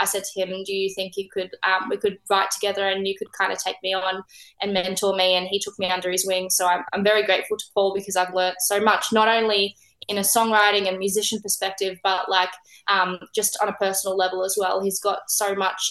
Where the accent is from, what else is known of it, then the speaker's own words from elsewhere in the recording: Melbourne, Victoria, Australia; here in Melbourne, my hometown